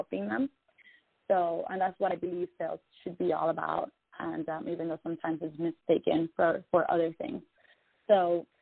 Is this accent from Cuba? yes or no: yes; Cuba; now in United States; I was born and raised in Cuba